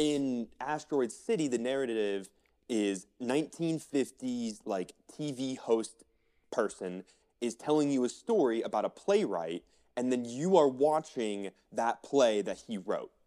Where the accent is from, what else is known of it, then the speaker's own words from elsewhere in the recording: Florida, United States; now in Colorado, United States; I grew up in Florida